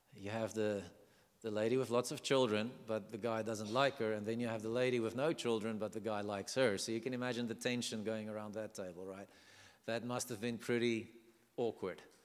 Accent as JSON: {"language": "English", "country": "South Africa", "accent": "South African", "said": "I'm from South Africa"}